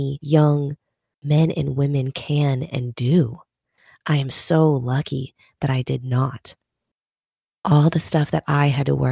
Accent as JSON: {"language": "English", "region": "Minnesota", "country": "United States", "tie": "born or raised there", "said": "growing up in Minnesota"}